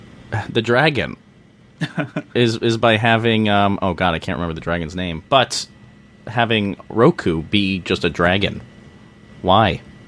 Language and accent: English; Philadelphia, Pennsylvania, United States; as a Philadelphian